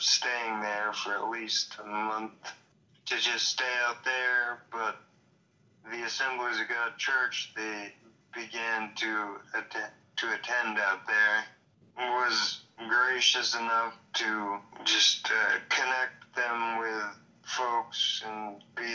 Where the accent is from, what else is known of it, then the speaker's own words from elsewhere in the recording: Hillsboro, New Hampshire, United States; I grew up in Hillsboro, New Hampshire